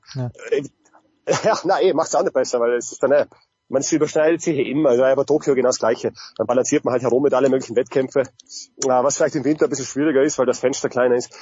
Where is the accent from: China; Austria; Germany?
Austria; bei uns in Österreich